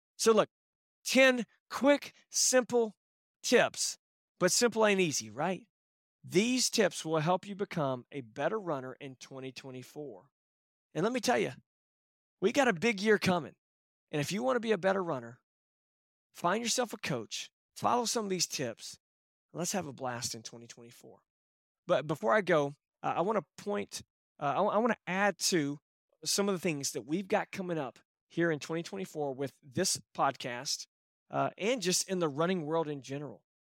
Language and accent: English; Texas, United States; I'm from Texas